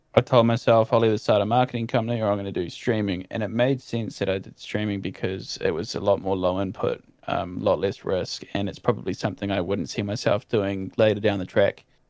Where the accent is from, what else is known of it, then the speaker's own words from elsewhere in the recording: New Zealand; as a Kiwi